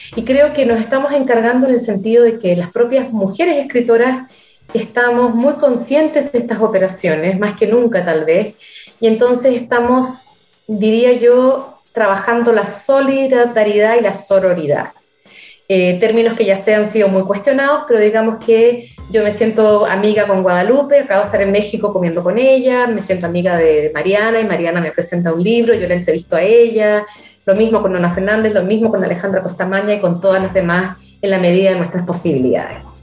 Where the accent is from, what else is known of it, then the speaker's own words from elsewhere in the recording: Chile; moved away; Yo nunca siento que me fui de Chile.